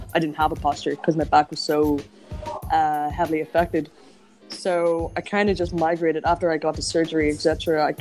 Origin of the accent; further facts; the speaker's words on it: Enniskillen, Northern Ireland, United Kingdom; My first gig was in my hometown, and it was in Enniskillen